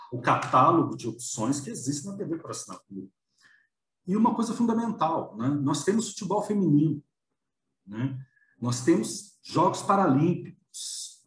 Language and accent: Portuguese; Belo Horizonte, Minas Gerais, Brazil; em B H, nós tínhamos um sinal de captação da Band